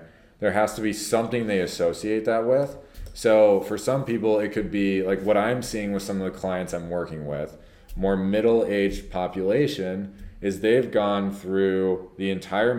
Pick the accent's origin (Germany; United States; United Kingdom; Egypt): United States; Prior Lake, Minnesota; when we were growing up here